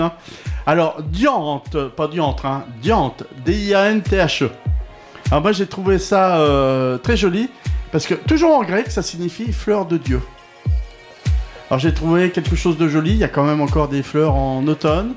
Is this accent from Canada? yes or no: no; Touraine, Centre-Val de Loire, France; Chez nous en Touraine.